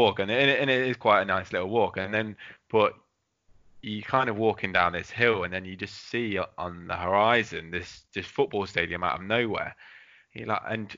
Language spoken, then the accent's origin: English; England, United Kingdom; I was from England